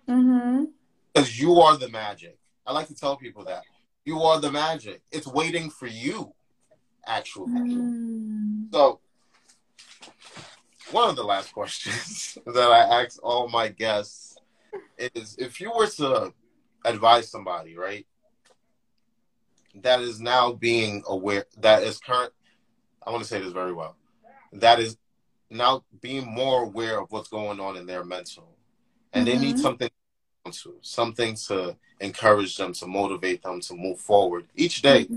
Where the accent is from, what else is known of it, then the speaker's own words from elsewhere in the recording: Nigeria; accent: Nigerian; I'm Nigerian